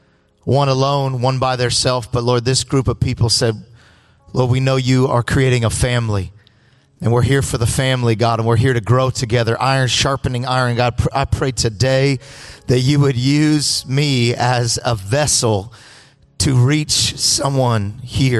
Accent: Los Angeles, California, United States; I'm all the way from L.A. I am really from California

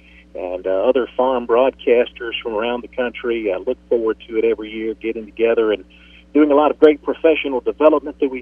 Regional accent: Shreveport, Louisiana, United States; near my hometown, Shreveport, Louisiana

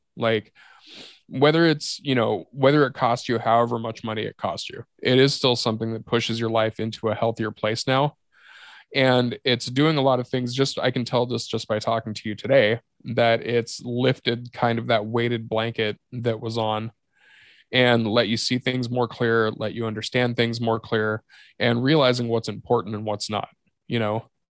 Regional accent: Yakima, Washington, United States; Yakima is my hometown. I know almost everybody in that town.

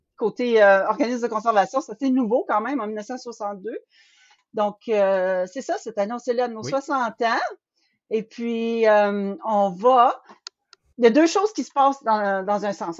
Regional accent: northern Ontario, Canada; je viens du nord de l'Ontario aussi

